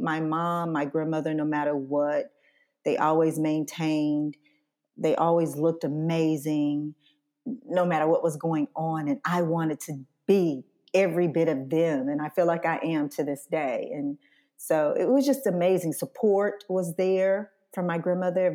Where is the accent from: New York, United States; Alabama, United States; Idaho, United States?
Alabama, United States; Scottsboro; Scottsboro, Alabama, my hometown